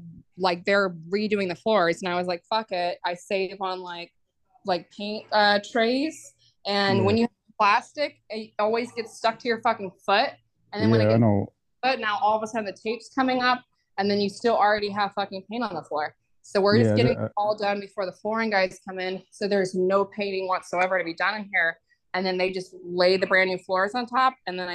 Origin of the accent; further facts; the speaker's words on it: the South, United States; I'm from the South.